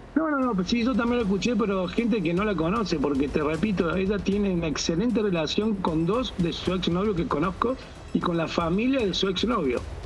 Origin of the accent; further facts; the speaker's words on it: Córdoba, Argentina; soy de Córdoba, que es una ciudad que está a 30 kilómetros